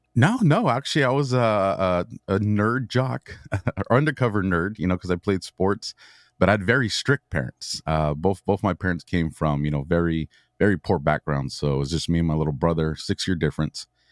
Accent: Southern California, United States; born and raised in Southern California

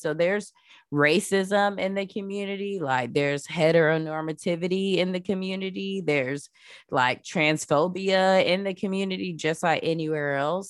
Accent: Florida, United States; I grew up in Florida

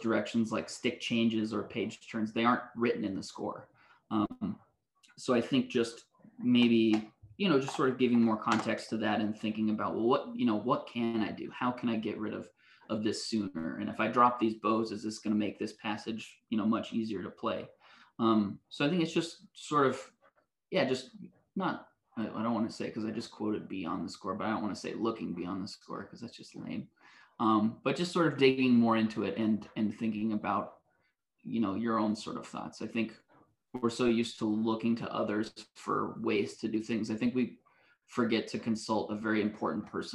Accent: West Coast, United States; moved away; also born or lived in Canada; I grew up on the West Coast and I went to school in Canada.

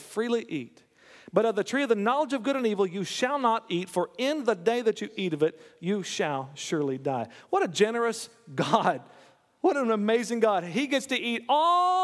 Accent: United States; I'm an American

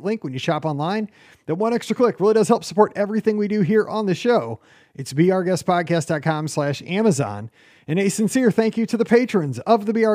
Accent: Midwest, United States; somebody from the Midwest

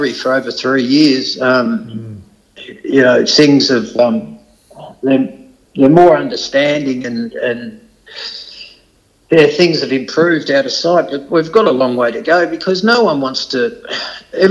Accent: Beaumaris, Victoria, Australia; growing up in Beaumaris, it was tough

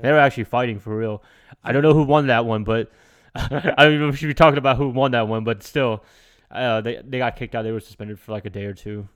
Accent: Charlotte, North Carolina, United States; I came from Steele Creek, which is, like, all the way on the other side of town.

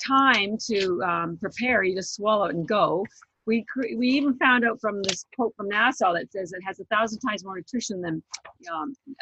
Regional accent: Canada; also born or lived in Vancouver, Canada; now in Boston, United States; I am Canadian, but I live in Boston

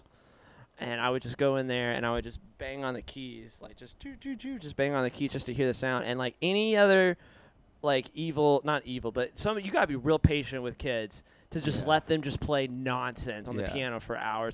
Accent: Wilmore, Kentucky, United States; moved away; I grew up in Wilmore, Kentucky

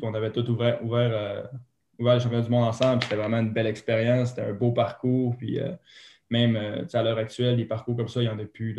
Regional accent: Saguenay, Quebec, Canada; Moi, je viens du Saguenay, au Mont-Bélu.

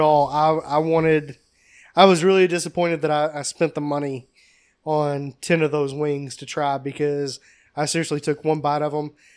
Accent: Kentucky, United States; We're from Kentucky.

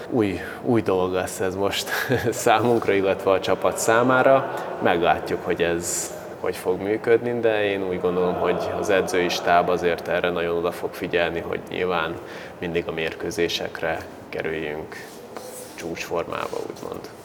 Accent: Baja, Bács-Kiskun, Hungary; now in Szolnok, Hungary

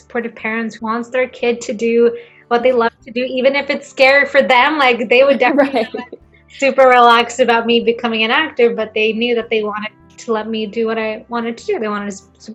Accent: Gothenburg, Västra Götaland, Sweden; English is a second language; moved away as an adult; also born or lived in Brighton, England / United States; Gothenburg University in my hometown

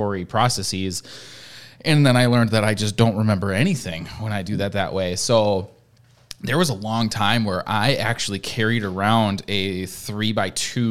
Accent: Midwest, United States; I'm from the Midwest. I've lived in the Midwest my whole life

